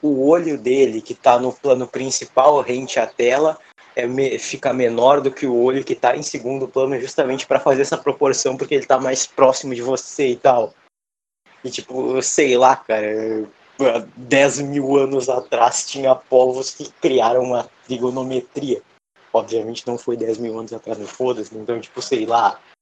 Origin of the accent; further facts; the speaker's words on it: Brazil; nós somos brasileiros, o nosso povo é um coquetel genético